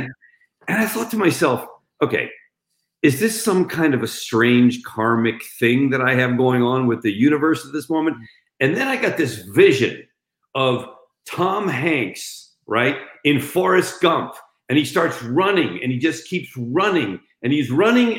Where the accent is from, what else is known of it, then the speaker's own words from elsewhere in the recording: Spain; moved away; I grew up in Spain, so I speak Spanish